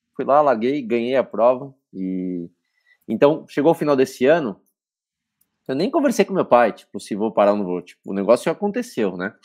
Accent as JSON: {"language": "Portuguese", "region": "São Paulo", "country": "Brazil", "tie": "born or raised there", "said": "onde eu nasci aqui na Moca, na Zona Leste. E minhas origens são de lá"}